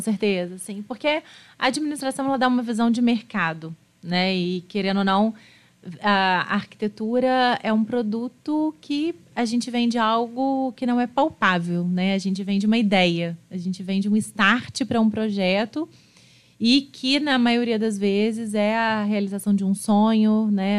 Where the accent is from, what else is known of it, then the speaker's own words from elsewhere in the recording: Juiz de Fora, Minas Gerais, Brazil; Nasci em Juiz de Fora.